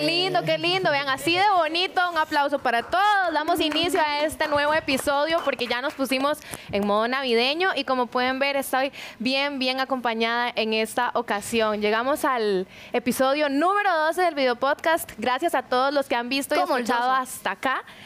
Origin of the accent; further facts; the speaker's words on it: Cartago, Costa Rica; moved away; also born or lived in Curridabat; Yo soy de Cartago, pero vivo en Curry